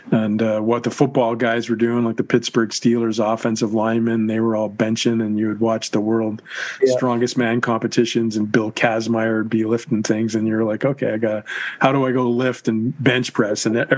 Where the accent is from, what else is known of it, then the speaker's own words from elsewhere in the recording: Canada; when you and I were growing up in Canada